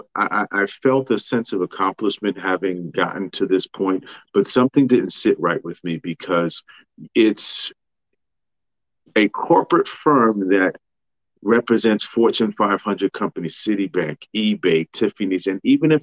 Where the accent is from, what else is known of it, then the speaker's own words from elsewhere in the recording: New York City, New York, United States; also born or lived in Manhattan; I was born in Manhattan, but raised in Queens